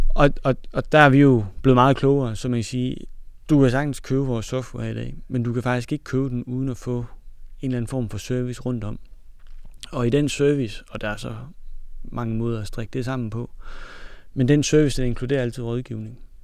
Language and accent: Danish; Denmark; vi er fra Jylland